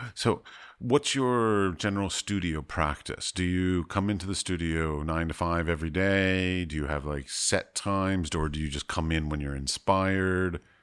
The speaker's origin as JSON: {"language": "English", "country": "United States", "also_born_or_lived": "United Arab Emirates", "said": "Christian American"}